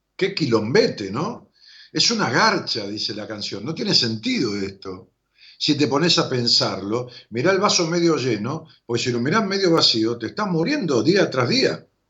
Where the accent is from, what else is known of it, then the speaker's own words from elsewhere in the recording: Argentina; los argentinos, melancólicos, dramáticos, que nunca salimos de la historia